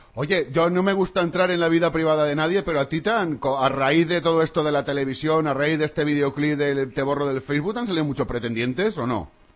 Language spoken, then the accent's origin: Spanish; Valencia, Valencian Community, Spain; nosotros somos de aquí de Valencia